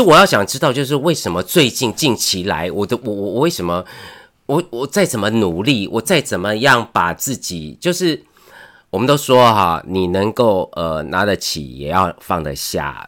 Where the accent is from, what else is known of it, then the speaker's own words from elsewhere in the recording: Taiwan; 对我们台湾人来说